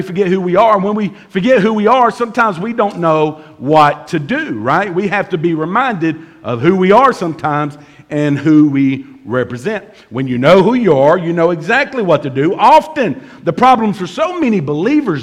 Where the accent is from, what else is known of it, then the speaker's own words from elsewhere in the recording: Bemis, Tennessee, United States; I'm from Bemis